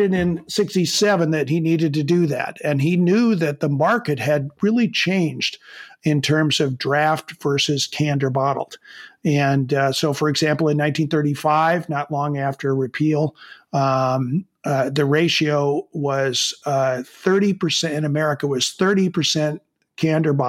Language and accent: English; Chicago, Illinois, United States; I grew up in Chicago